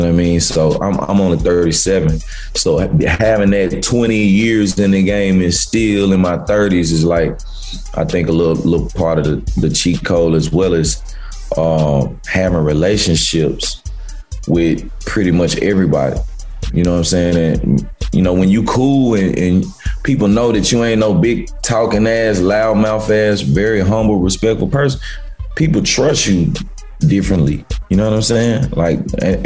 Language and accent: English; Memphis, Tennessee, United States; also born or lived in Cordova, Tennessee; I'm from South Memphis, like around 14, 15, I moved to Cordova, which the suburbs